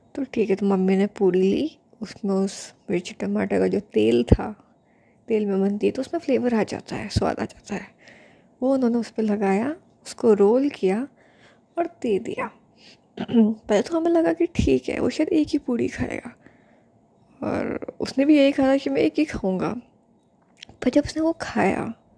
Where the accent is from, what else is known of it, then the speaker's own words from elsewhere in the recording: Rajasthan, India; मैं राजस्थानी हूँ